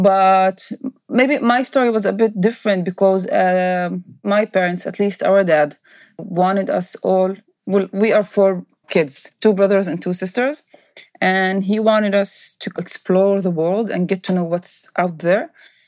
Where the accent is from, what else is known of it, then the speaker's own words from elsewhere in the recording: Israel; English is a second language; growing up in Israel as a Palestinian and as a minority, it's very different.